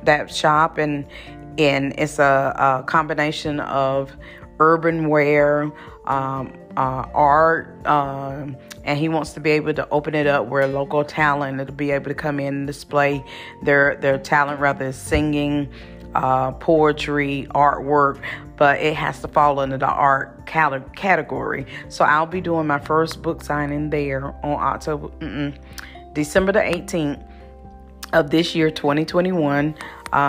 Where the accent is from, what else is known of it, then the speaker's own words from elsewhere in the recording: Wilson, North Carolina, United States; Wilson, North Carolina, that is my hometown, that is my birthing town